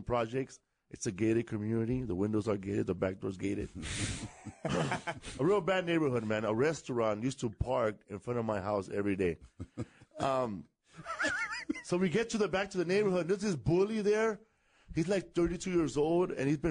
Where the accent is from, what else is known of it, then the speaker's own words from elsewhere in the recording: Los Angeles, California, United States; also born or lived in Glendale, California; I live in California, from Los Angeles.